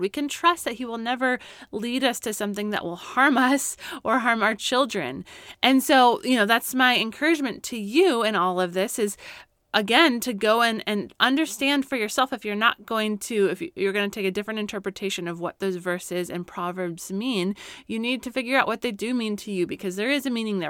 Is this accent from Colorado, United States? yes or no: yes; Colorado, United States; now in California, United States; Growing up in Colorado, we would always get afternoon thunderstorms, and I miss